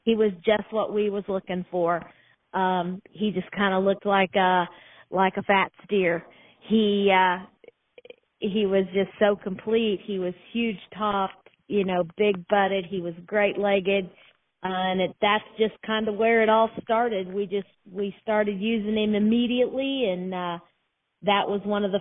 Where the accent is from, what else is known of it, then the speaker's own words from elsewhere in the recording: Norman, Indiana, United States; We're from Norman, Indiana